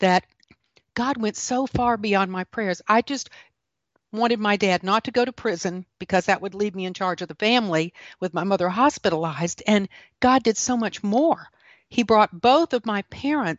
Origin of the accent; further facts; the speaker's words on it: the Golden Corner of South Carolina, United States; also born or lived in Washington, D.C.; I am from the golden corner of South Carolina.